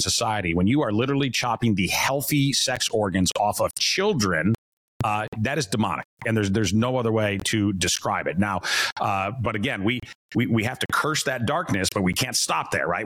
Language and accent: English; Chicago, Illinois, United States; moved away as an adult; as a Chicagoan uh, to have to sort of own this as somebody who used to live in Chicago